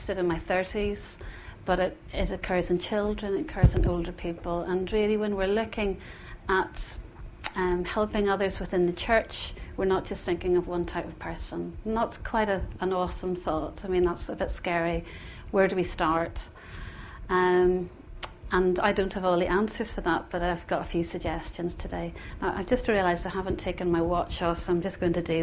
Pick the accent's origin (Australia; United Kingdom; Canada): United Kingdom; Northern Ireland; moved away; growing up in Northern Ireland, as I said earlier, is a blessing and was a bit of a curse for me at times too. And growing up within the Troubles